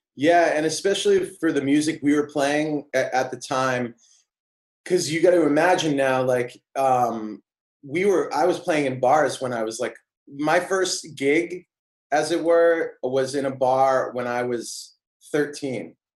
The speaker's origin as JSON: {"language": "English", "town": "Auburn", "region": "New Hampshire", "country": "United States", "tie": "born or raised there", "said": "I grew up in New Hampshire, uh, a really small town called, called Auburn"}